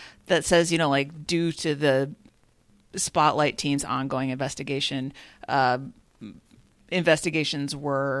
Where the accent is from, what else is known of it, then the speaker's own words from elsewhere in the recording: Minnesota, United States; as a Minnesotan, we in the Midwest